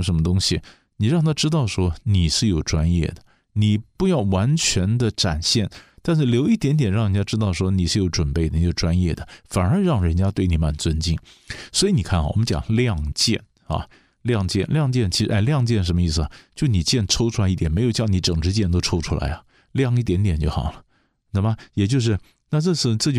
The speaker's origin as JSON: {"language": "Chinese", "country": "China", "said": "我们我们中国人的观念，你还是叫他部长啊。"}